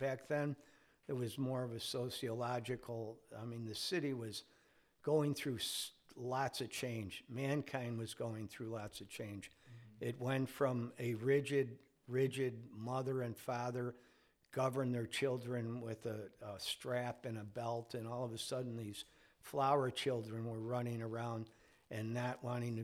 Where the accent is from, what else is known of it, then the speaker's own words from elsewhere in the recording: Chicago, Illinois, United States; growing up in Chicago in the 60s